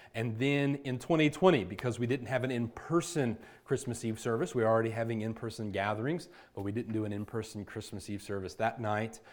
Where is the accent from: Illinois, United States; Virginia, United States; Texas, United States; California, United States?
Virginia, United States; Virginia Beach; now in Chandler, United States; I'm from Virginia Beach, Virginia